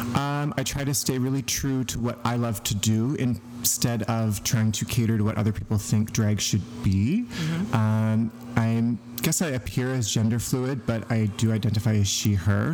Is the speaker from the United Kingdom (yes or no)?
no; a small town outside of Truro, Nova Scotia, Canada; moved away as an adult; also born or lived in Whitehorse, Yukon; now in Vancouver, Canada; I'm from Nova Scotia